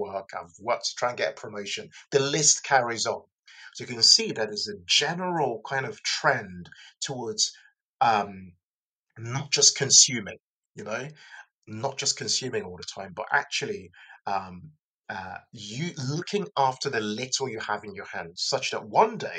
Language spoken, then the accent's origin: English; Lagos, Nigeria; now in United Kingdom; I was born in Lagos in Nigeria. I've immigrated here to the UK